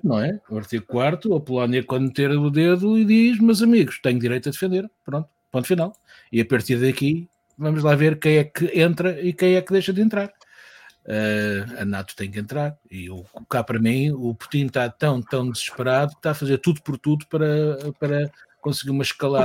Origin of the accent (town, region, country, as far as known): Portugal